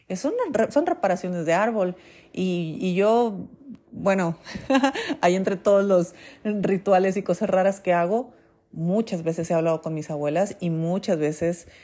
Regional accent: Mexico; aquí en México

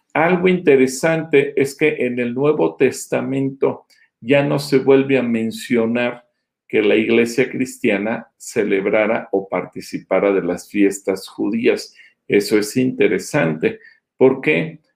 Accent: Mexico; como mexicanos no judíos

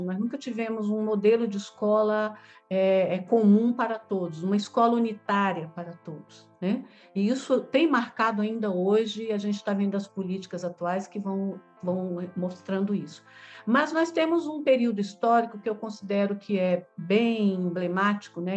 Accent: Taguatinga, Federal District, Brazil; moro aqui em uma cidade próxima a Brasília, que é da região do Distrito Federal, que é Taguatinga, onde eu nasci. E aqui em Taguatinga eu fiz a antiga escola primária

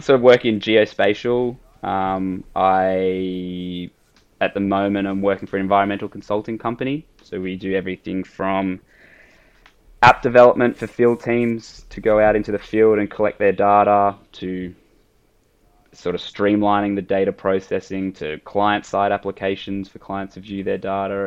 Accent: Sydney, New South Wales, Australia; I grew up in Sydney

